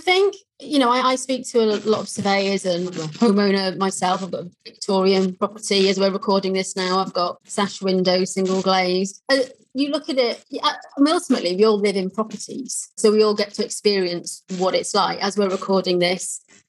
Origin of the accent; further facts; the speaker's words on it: Wales, United Kingdom; accent: Welsh; now in Milton Keynes, United Kingdom; I'm actually from North Wales and I'm very fickle with my accent. So there's a chance that by the end of this conversation, my accent may have changed and I might have slipped into a very Welsh accent.